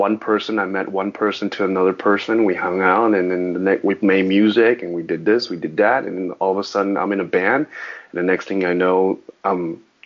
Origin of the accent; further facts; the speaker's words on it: Orange County, California, United States; first language Mandarin; English is a second language; also born or lived in New York / Taiwan; now in Los Angeles, United States; I grew up in Orange County, so I didn't speak English at a young age. I spoke Mandarin as my first language